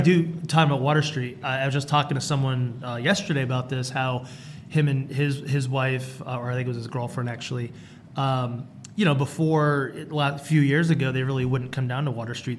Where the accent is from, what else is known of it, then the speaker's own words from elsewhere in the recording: Rhode Island, United States; moved away as an adult; also born or lived in Alabama / Las Vegas, Nevada; now in Henderson, United States; I'm originally from Rhode Island